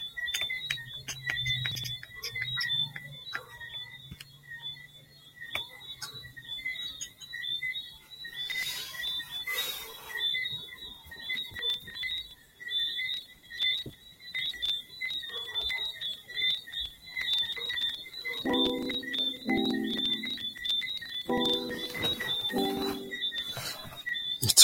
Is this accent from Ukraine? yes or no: no; Jamaica; I'm Jamaican.